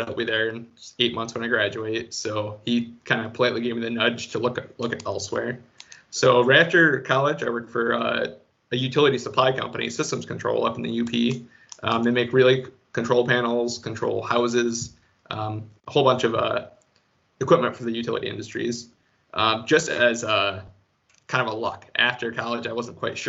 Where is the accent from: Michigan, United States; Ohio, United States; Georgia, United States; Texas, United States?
Michigan, United States; Grand Rapids; also born or lived in Minnesota; now in Jackson, United States; I'm from Grand Rapids